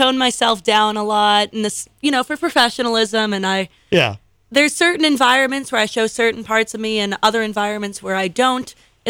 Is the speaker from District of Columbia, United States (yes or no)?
no; Londonderry, New Hampshire, United States; Me and my hometown do not have a good relationship. We don't. Who's your hometown? Londonderry.